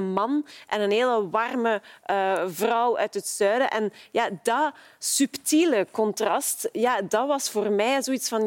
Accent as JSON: {"language": "Dutch", "town": "Ghent", "region": "Flanders", "country": "Belgium", "said": "als Gentenaar zelf"}